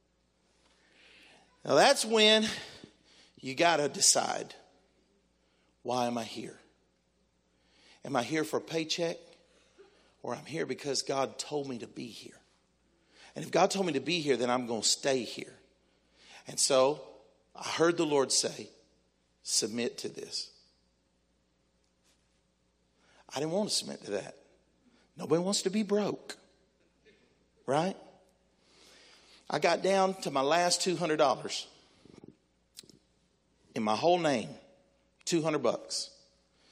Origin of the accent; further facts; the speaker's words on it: Texas, United States; now in Tennessee, United States; I'm a Texan. I was born in Texas